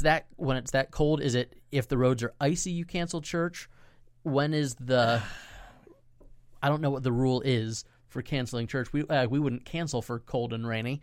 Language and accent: English; Central Florida, United States; We're revitalizing a church in my hometown